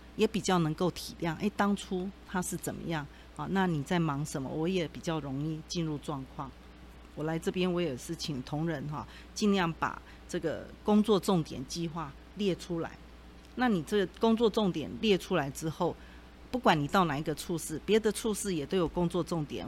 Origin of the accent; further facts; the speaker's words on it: Tianzhong, Changhua County, Taiwan; 我们家乡